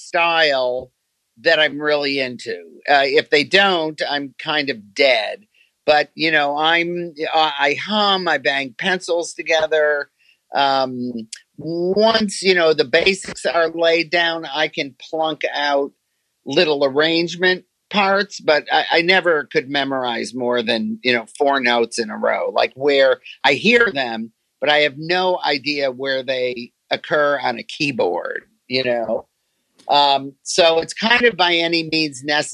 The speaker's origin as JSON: {"language": "English", "town": "Detroit", "region": "Michigan", "country": "United States", "tie": "born or raised there", "said": "I was born in Detroit"}